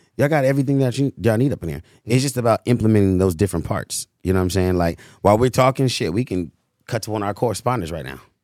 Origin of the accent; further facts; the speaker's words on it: United States; also born or lived in Cleveland, Ohio; I was born in Cleveland, Ohio. Raised, you know what I'm saying, on Chris Shaw in Hyde Park, went to Hyde Park